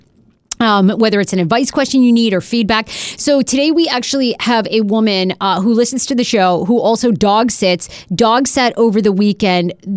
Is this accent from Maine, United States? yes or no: yes; Maine, United States; now in Washington, D.C., United States; I grew up in Maine